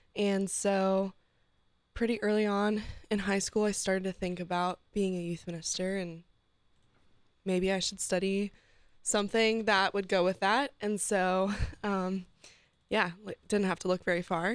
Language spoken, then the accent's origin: English; Steubenville, Ohio, United States; moved away as an adult; now in Columbus, United States; I was born and raised in Steubenville, Ohio